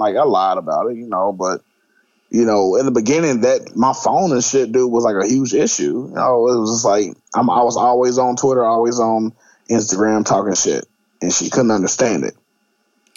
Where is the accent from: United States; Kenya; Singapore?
United States; South Carolina; now in Louisville, United States; I'm from South Carolina